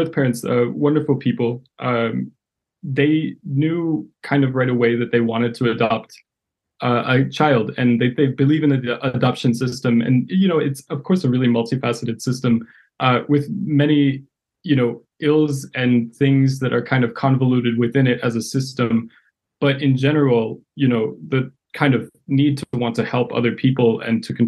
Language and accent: English; Madison, Wisconsin, United States; moved away as an adult; also born or lived in Yekaterinburg, Russia / Washington, D.C. area; now in Chicago, United States; I grew up in a predominantly white community in Madison, Wisconsin